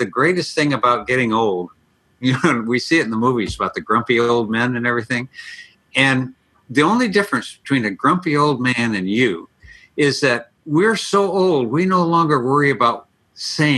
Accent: Elgin, Illinois, United States; also born or lived in Ireland; now in San Diego, United States; Just outside of Chicago, Elgin, Illinois

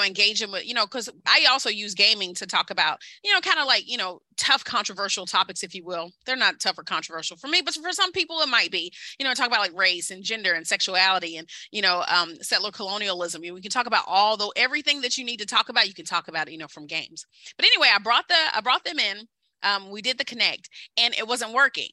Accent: Kentucky, United States; I'm from Kentucky. I'm from coal country.

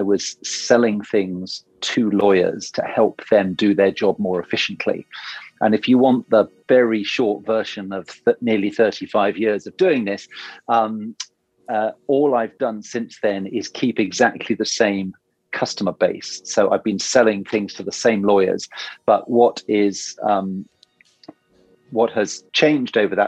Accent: Oxford, South East England, United Kingdom; I grew up in Oxford, where there's obviously a very famous university

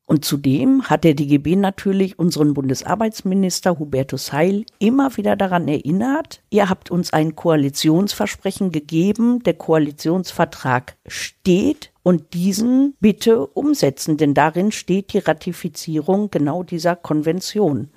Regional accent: Germany; bei uns in Deutschland

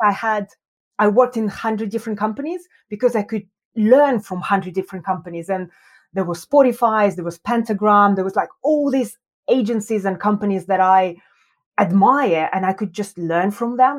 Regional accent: Yekaterinburg, Sverdlovsk Oblast, Russia; moved away as an adult; also born or lived in Moscow, Russia; now in London, United Kingdom; I was born in Russia. I was born in a very cold city called Yekaterinburg

